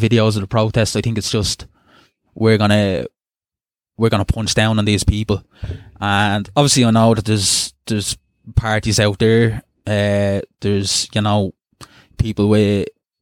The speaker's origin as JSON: {"language": "English", "town": "Dublin", "region": "Leinster", "country": "Ireland", "tie": "born or raised there", "said": "growing up in Ballymun"}